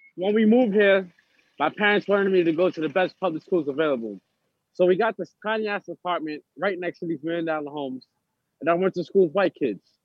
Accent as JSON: {"language": "English", "town": "New York City", "region": "New York", "country": "United States", "tie": "born or raised there", "also_born_or_lived": "Harlem / Brooklyn / the Bronx", "said": "I grew up in Harlem until I started living with my dad in Brooklyn, and until I got into too much trouble and I had to go back to the Bronx to live with my mom. So I was in three boroughs"}